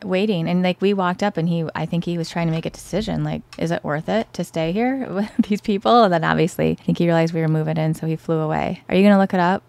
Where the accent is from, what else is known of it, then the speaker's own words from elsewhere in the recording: Lansing, Michigan, United States; also born or lived in Metro Detroit area; I grew up in the Lansing area where it's a G M heavy area.